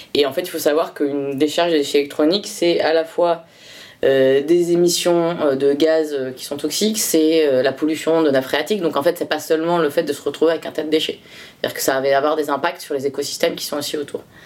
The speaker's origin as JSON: {"language": "French", "area": "Bordeaux region", "region": "Nouvelle-Aquitaine", "country": "France", "tie": "born or raised there", "said": "je suis originaire de la région de Bordeaux"}